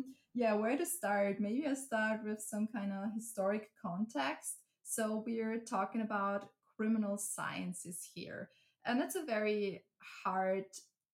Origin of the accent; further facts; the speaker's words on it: Upper Styria, Austria; also born or lived in Graz, Austria; So I'm originally from a very small town in Upper Styria. So I'm from Austria